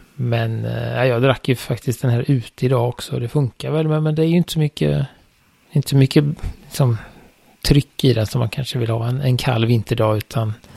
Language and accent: Swedish; Sweden; jag är ju svensk